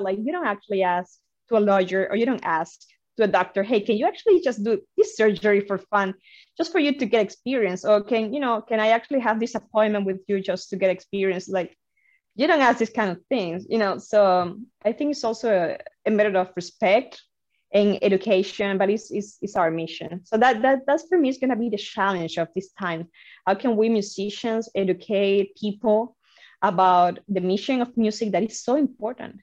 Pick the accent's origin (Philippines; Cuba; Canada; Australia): Cuba; Havana; moved away as an adult; now in Boston, United States; I'm I'm originally from Havana, Cuba. Um, so you know, um, I grew up uh, in a very incredible country that is Cuba